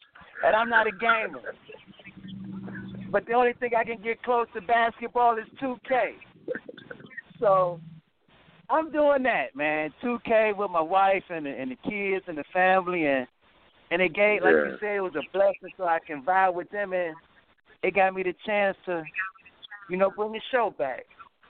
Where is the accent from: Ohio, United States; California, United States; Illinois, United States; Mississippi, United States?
Ohio, United States; Cleveland; I'm from Cleveland, so we, you know, it was a challenge when you first saw me play.